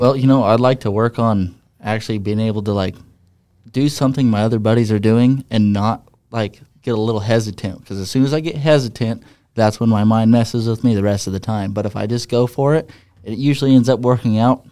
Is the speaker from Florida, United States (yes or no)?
no; Ukiah, Oregon, United States; also born or lived in Hermiston, Oregon; I'm from Hermiston, Oregon. I grew up actually in this little town called Ukiah, Oregon.